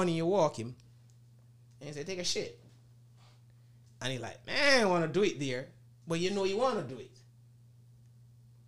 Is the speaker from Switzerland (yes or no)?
no; Jamaica; moved away; I'm from Jamaica